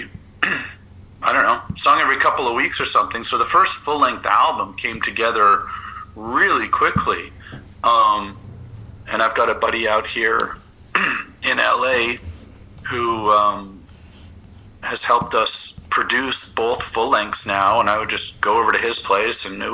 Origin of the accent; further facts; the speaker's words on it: Canada; moved away as an adult; also born or lived in New York, United States; now in Los Angeles, United States; I'm from Canada